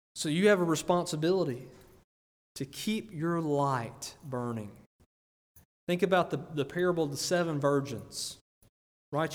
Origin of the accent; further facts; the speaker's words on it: United States; I'm from Greene County